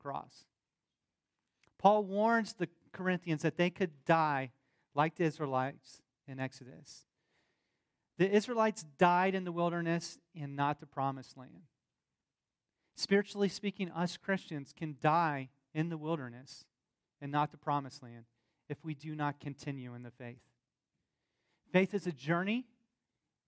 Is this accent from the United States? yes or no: yes; the South, United States; accent: southern; my southern accent